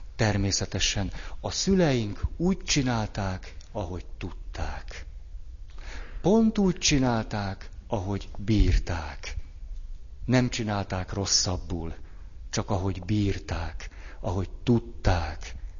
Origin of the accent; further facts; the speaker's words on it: Hungary; kicsiny hazánkban rengeteg elgyászolatlan fájdalom és sérelem van azzal kapcsolatban, hogy mi egy kemény, meg egy puha diktatúrában nőttünk föl